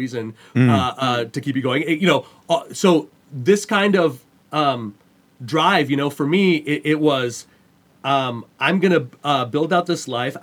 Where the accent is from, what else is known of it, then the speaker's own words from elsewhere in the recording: Montreal, Quebec, Canada; I grew up in Montreal, Canada.